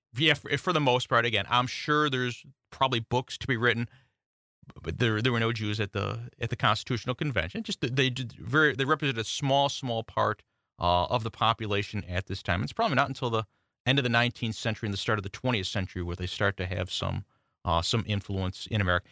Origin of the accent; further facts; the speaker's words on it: Buffalo, New York, United States; now in South Carolina, United States; I'm the Yankee who came and didn't leave. When you always ask me, I, that's why I say I'm from Buffalo